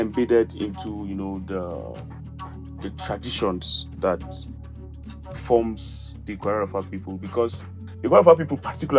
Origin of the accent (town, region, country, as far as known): Middle Belt, Nigeria